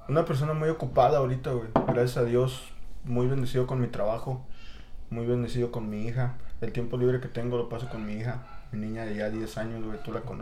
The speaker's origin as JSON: {"language": "Spanish", "region": "State of Mexico", "country": "Mexico", "tie": "born or raised there", "also_born_or_lived": "Puebla, Mexico", "moved": "yes", "lives_now": "Chicago, United States", "said": "como a un año nos movimos a la Ciudad de México, al Estado de México. Ajá vivimos ahí, ahí crecí con, con, mi madre, mis abuelos, mis tías, mis tíos."}